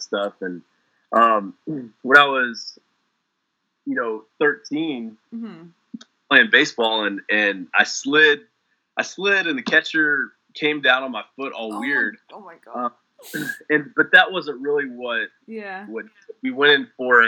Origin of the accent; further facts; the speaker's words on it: Big Spring, Texas, United States; I was born in West Texas, a place called Big Spring.